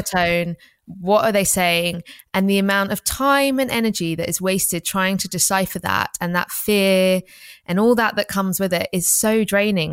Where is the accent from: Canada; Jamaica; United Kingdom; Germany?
United Kingdom; England; we grew up in England